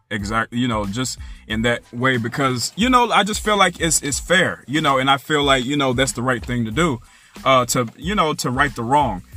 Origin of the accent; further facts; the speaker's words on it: United States; I'm not Haitian. I'm American